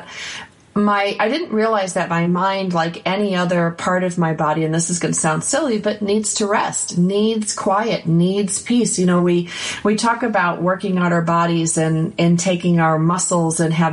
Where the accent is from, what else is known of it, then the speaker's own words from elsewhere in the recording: Buffalo, New York, United States; I grew up in Buffalo